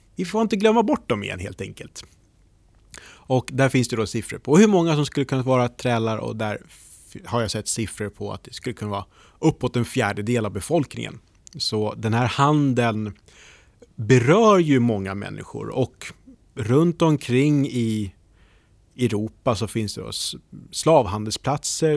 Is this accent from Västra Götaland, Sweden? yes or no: no; Norrtälje, Stockholm County, Sweden; Jag är från Norrtälje